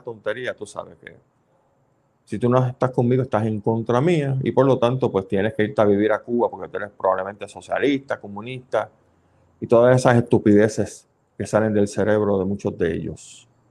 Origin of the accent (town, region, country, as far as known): Puerto Rico